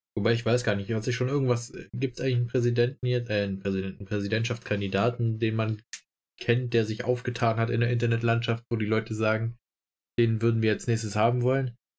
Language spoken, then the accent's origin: German; Germany; bei uns in Deutschland